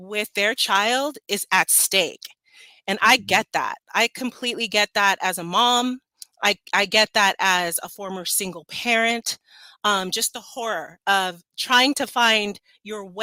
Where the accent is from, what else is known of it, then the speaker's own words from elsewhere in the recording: Los Angeles, California, United States; The neighborhood I grew up in is Los Feliz, which is right close